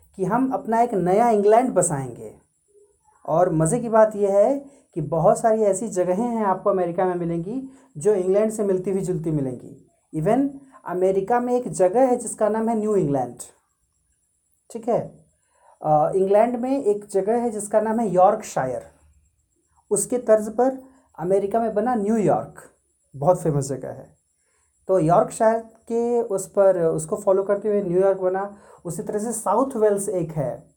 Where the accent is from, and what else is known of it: India